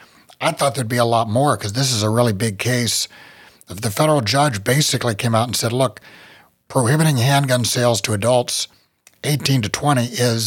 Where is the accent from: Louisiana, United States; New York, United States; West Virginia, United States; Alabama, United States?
West Virginia, United States; Well, I'm from West Virginia